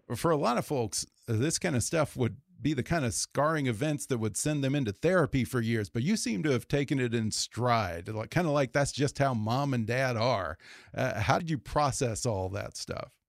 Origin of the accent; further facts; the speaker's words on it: Texas, United States; I grew up around Texas around the same time as you